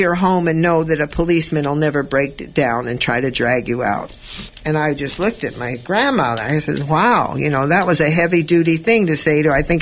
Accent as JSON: {"language": "English", "town": "Los Angeles", "region": "California", "country": "United States", "tie": "born or raised there", "said": "I was brought up in East Los Angeles"}